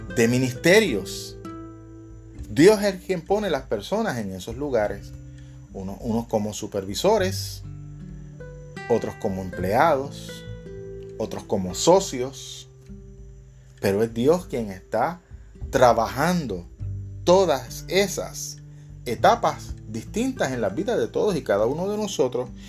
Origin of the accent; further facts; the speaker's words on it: Puerto Rico; acá en mi país, acá en Puerto Rico